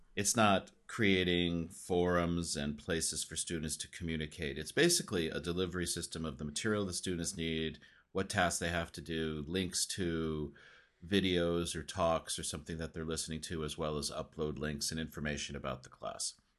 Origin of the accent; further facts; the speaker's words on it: United States; accent: American; students are always listening to my American accent